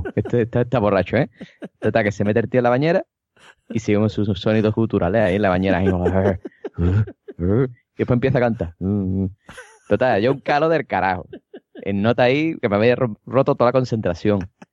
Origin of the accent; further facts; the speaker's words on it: Cádiz, Andalusia, Spain; yo soy de Cádiz